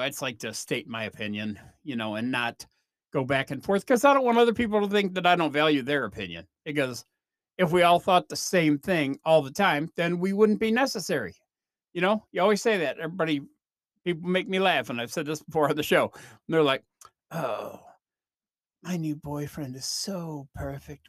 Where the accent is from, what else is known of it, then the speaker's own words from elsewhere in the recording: Chicago, Illinois, United States; now in Oklahoma, United States; growing up in Chicago